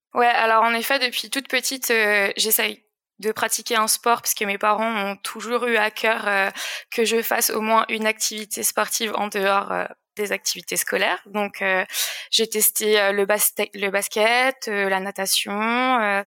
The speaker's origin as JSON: {"language": "French", "area": "Alsace", "region": "Grand Est", "country": "France", "tie": "born or raised there", "said": "j'ai grandi en Alsace, dans une petite vallée qu'on appelle la vallée de Villers"}